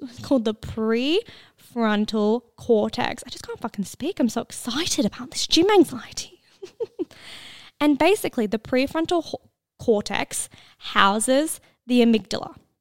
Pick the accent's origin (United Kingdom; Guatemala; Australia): Australia; I'm Australian.